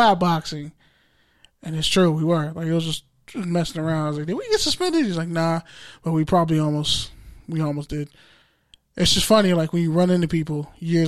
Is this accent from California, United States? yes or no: yes; Oakland, California, United States; I'm from East Oakland